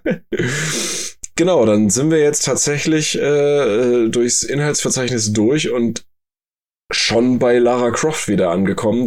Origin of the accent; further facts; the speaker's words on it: Germany; bei uns in Deutschland